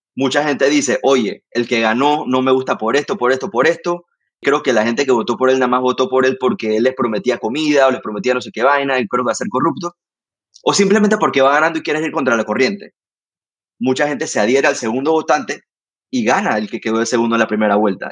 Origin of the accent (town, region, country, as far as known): Panama